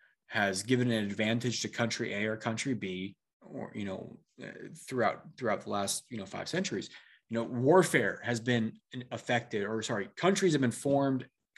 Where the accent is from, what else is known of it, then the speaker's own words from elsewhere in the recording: Washington, United States; And we had I grew up in Central Washington. We had a cabin in Montana, Missoula area.